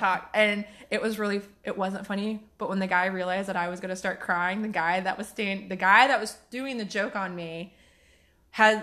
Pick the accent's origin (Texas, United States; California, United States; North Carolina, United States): North Carolina, United States; Waxhaw; I grew up in Waxhaw